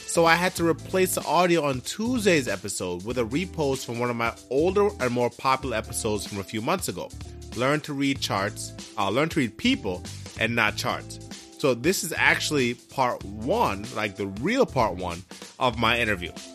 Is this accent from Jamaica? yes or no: yes; Jamaica; I'm also from the islands as well, if you didn't know, I'm from Jamaica